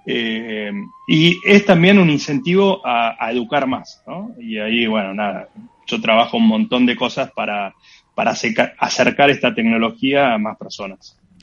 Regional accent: Argentina

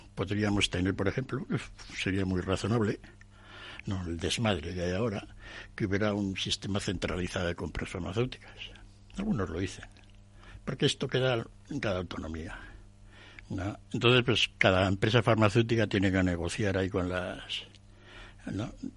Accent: Madrid, Community of Madrid, Spain; podríamos los, españoles, los madrileños

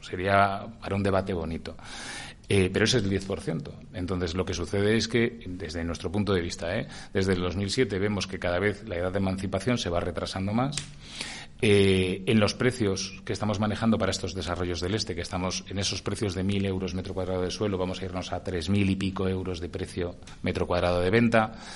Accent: Burgos, Castile and León, Spain; now in Madrid, Spain; soy burgalés y de familia de León

